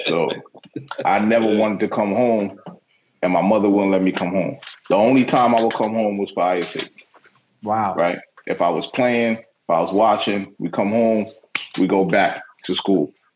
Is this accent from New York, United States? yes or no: yes; New York City, New York, United States; also born or lived in Cornwall on Hudson, New York; I'm from Queens